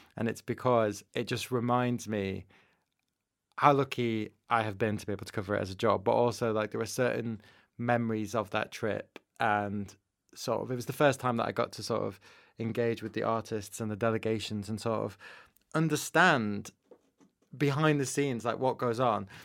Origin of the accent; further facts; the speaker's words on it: Manchester, North West England, United Kingdom; I grew up in Manchester